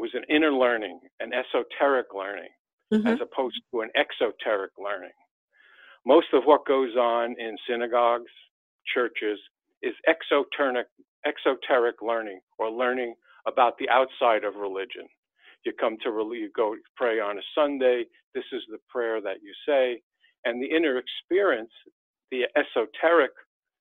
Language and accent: English; New York City, New York, United States; moved away as an adult; now in Poconos, United States; I was born and raised in Manhattan